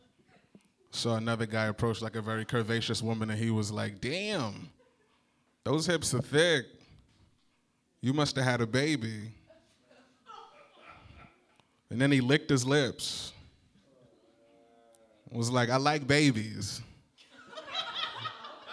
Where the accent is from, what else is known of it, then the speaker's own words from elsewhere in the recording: New Jersey, United States; moved away as an adult; now in Chicago, United States; I'm from New Jersey